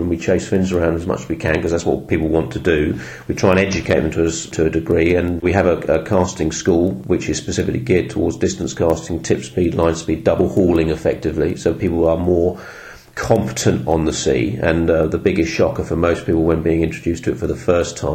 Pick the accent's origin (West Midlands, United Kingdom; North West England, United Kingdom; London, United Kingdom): London, United Kingdom; So I moved back to this village, which is where I grew up in North London